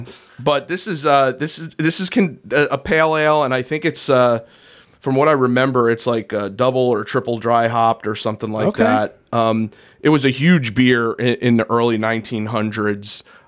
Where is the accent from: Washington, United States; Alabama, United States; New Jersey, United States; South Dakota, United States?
New Jersey, United States; moved away; Growing up in New Jersey, I remember being in middle school